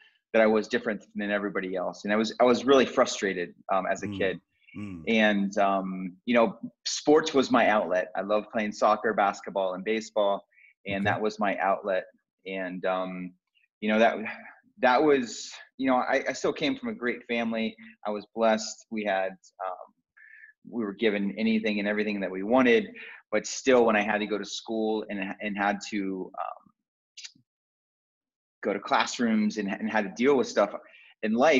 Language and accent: English; Columbus, Ohio, United States; also born or lived in Miami Beach, Florida; now in Colorado, United States; I grew up in Columbus, Ohio, and I had an amazing upbringing with two younger sisters